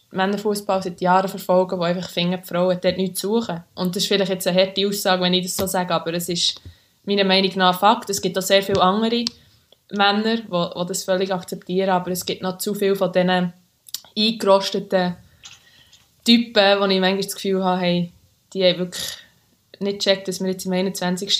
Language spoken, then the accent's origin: German; Switzerland; moved away as an adult; now in England, United Kingdom; wir sind aus Schweizer uns einfach die Großstädte nicht so gewöhnt